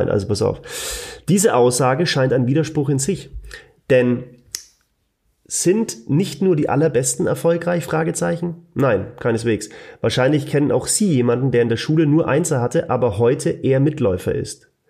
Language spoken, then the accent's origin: German; Bavaria, Germany; accent: Franconian; Freunde, ich kann nicht dauern, was das so neu eier mit meinem fränkischen Dialekt.